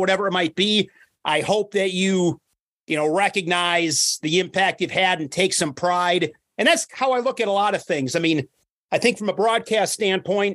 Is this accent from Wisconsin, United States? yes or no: yes; Ripon, Wisconsin, United States; now in Oshkosh, United States; I grew up in Wisconsin. Grew up in a small town, 7,000 people, Ripon, Wisconsin